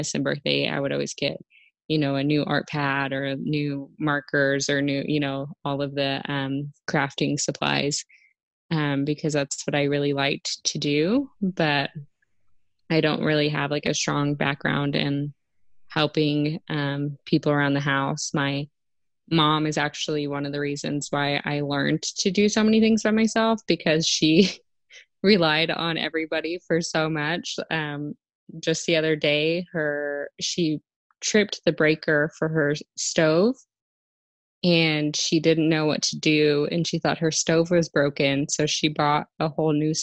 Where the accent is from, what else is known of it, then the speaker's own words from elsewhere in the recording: San Marcos, Texas, United States; moved away as an adult; also born or lived in Lubbock, Texas; now in Artesia, United States; I grew up in San Marcos, Texas, so Central Texas. I lived there until I was 13, and from there I moved to Lubbock